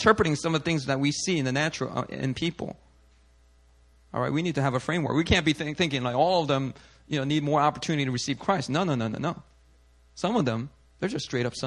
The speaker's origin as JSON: {"language": "English", "town": "Philadelphia", "region": "Pennsylvania", "country": "United States", "tie": "born or raised there", "said": "I grew up in Philly"}